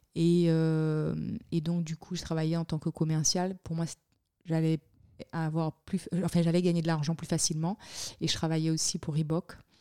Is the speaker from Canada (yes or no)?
no; Le Moule, Guadeloupe; moved away as an adult; also born or lived in Miami / Montpellier / Paris; now in Switzerland; je suis né en Guadeloupe. J'ai grandi, je vais dire, mon enfance euh, je l'ai passé au Moule